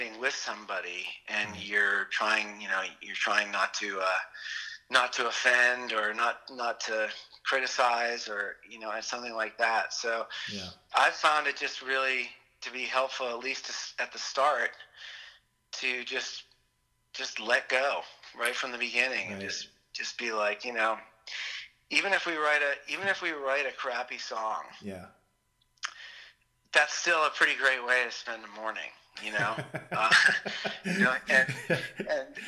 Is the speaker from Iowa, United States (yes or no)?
no; Boston suburbs, Massachusetts, United States; as a kid growing up in the Boston suburbs